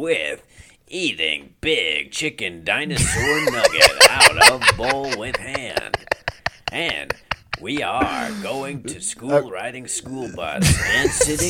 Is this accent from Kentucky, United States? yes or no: yes; Kentucky, United States; I'm a very intelligent guy. I'm just from rural Kentucky.